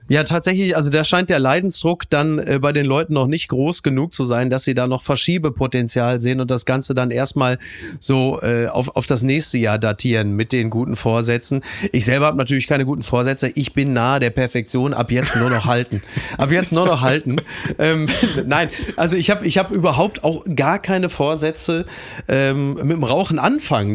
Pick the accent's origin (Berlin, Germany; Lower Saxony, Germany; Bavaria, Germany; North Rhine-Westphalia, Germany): North Rhine-Westphalia, Germany; Ruhr area; moved away; ich komme aus dem Ruhrgebiet